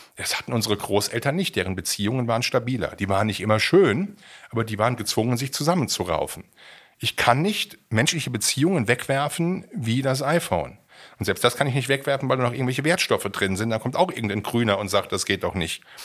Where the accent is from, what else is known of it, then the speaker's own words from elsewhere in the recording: Siegen, North Rhine-Westphalia, Germany; meiner Heimatregion in Siegen